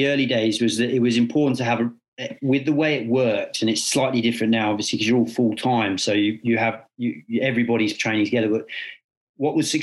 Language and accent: English; England, United Kingdom; as an Englishman